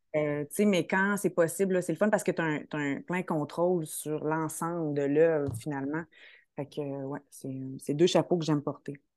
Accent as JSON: {"language": "French", "town": "Quebec City", "region": "Quebec", "country": "Canada", "said": "j'ai fait un DEC au Collège Garneau, je suis de Québec"}